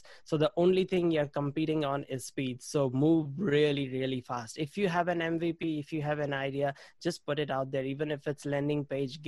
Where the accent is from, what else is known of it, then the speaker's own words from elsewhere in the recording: India; moved away as an adult; now in New Zealand; I grew up in India and I studied computer science